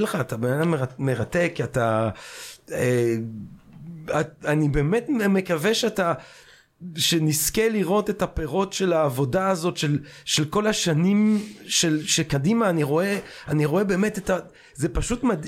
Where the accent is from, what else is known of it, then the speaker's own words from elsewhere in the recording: Belgium; now in Israel; אני כשגדלתי בבלגיה